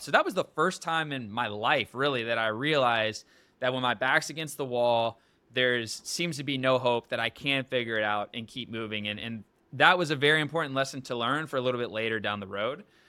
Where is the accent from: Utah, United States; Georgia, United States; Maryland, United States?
Georgia, United States; Atlanta; moved away as an adult; also born or lived in Los Angeles; now in Miami, United States; I'm from Atlanta, Georgia, moved to Los Angeles, so across the country